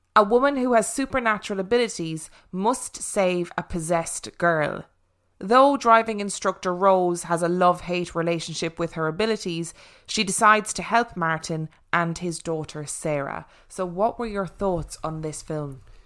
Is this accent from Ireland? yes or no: yes; Ireland; I am actually Irish.